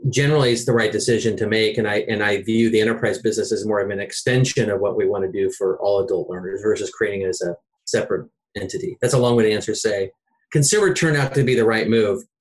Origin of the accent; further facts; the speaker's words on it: Seattle, Washington, United States; I'm from Seattle.